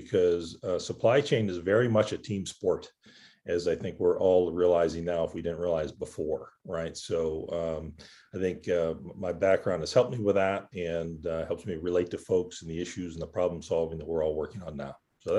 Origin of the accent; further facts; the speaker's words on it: Pittsburgh, Pennsylvania, United States; I grew up in a small suburb outside of Pittsburgh, Pennsylvania, right? So kind of a blue-collar upbringing, very much so, right? When I was growing up in Pittsburgh, it was still very much an industrial city.